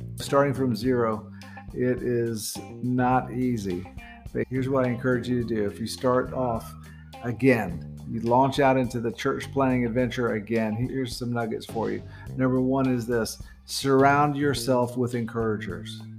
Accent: near Fort Bragg, North Carolina, United States; moved away as an adult; now in Philippines; We're from North Carolina in the United States, and we come from right outside the Fort Bragg area

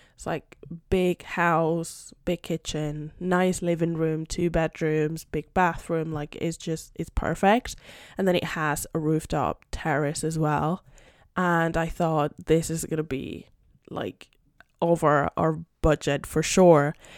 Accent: Madrid, Community of Madrid, Spain; first language Spanish; English is a second language; also born or lived in United Kingdom; I'm Spanish. I live in Madrid, born and raised in Madrid.

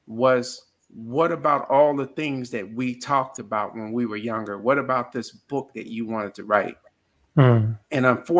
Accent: Chicago, Illinois, United States; Growing up in Chicago, in the toughest part of Chicago, I grew up in two areas. One was called Ida B. Wells Housing.

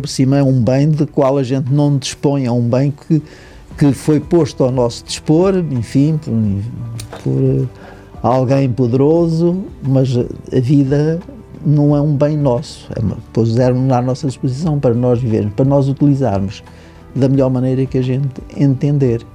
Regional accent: Rio Maior, Centro, Portugal; eu sou natural do, do Conselho de Rio Maior, portanto, de um conselho agrícola, de famílias

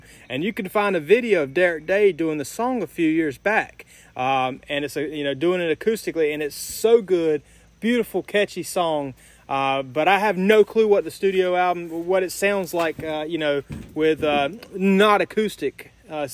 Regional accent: United States; I'm American

